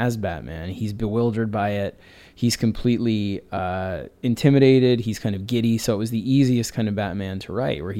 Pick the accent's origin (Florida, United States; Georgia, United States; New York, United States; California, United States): New York, United States; growing up in New York in the 80s